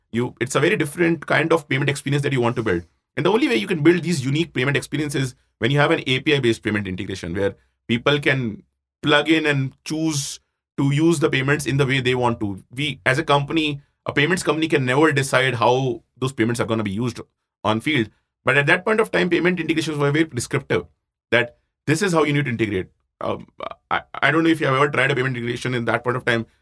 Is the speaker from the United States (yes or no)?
no; Jaipur, Rajasthan, India; moved away as an adult; also born or lived in Roorkee; I grew up in Jaipur, you know, typical middle-class family